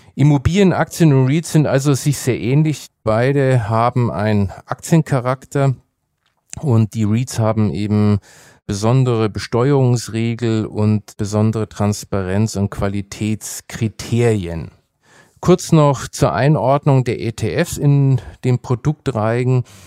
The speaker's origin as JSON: {"language": "German", "town": "Nuremberg", "region": "Bavaria", "country": "Germany", "tie": "born or raised there", "said": "meine Heimatstadt äh, Nürnberg"}